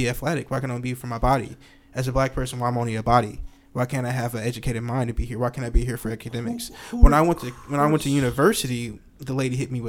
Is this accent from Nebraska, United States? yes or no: yes; Nebraska, United States; we're all from Nebraska